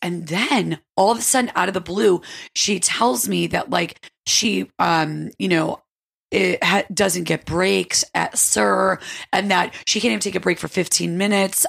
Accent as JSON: {"language": "English", "region": "upstate New York", "country": "United States", "moved": "yes", "said": "I'm from upstate New York"}